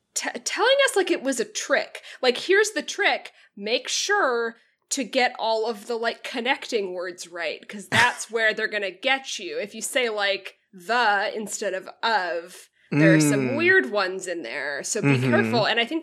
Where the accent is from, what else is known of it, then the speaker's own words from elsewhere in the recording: United Kingdom; I'm sorry, I don't know it, I'm British.